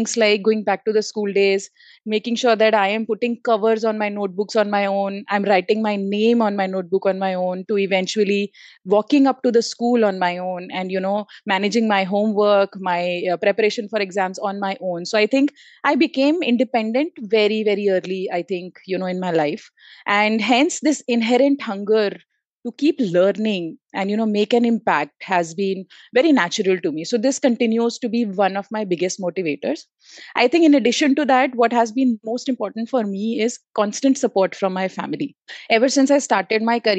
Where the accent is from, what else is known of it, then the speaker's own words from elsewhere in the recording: Delhi, India; also born or lived in Pantnagar / Bangalore; I had to move back again from Bangalore to my hometown, which is Delhi NCR